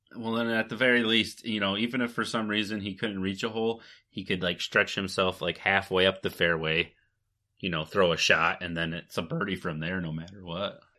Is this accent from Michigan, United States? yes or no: yes; Michigan, United States; We're both from Michigan